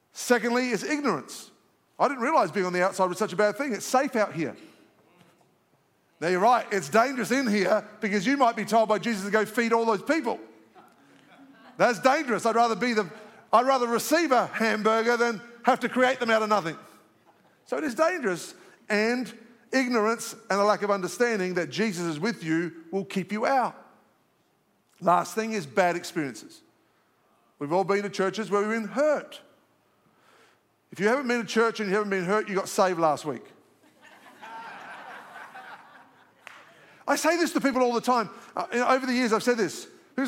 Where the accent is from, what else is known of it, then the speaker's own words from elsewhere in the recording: Australia; moved away as an adult; now in Alpharetta, United States; I'm an Aussie, so I just speak it straight